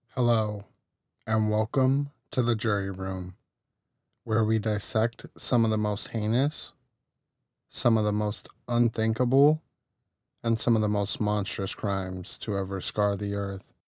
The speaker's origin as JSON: {"language": "English", "region": "Arizona", "country": "United States", "tie": "born or raised there", "moved": "yes", "lives_now": "California, United States", "said": "I grew up in Arizona"}